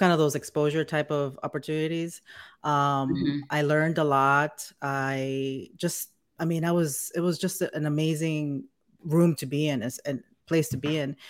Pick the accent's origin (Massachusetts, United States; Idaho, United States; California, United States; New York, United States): New York, United States; New York City; moved away as an adult; also born or lived in Connecticut / Bayonne, New Jersey / South Florida; now in Atlanta, United States; I'm from New York, New York, Queens, Jackson Heights specifically. I grew up there